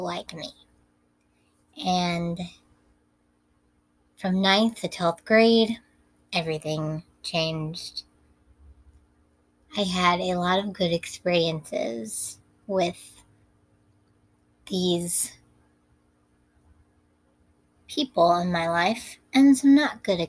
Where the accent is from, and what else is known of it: Minnesota, United States; born or raised there; also born or lived in Orange, California